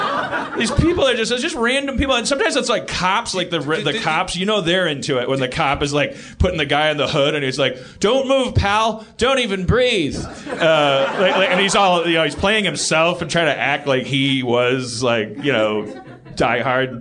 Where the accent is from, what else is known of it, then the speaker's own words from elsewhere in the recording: Brooklyn, New York, United States; If my neighbor gets killed, I care. Because I'm from Brooklyn.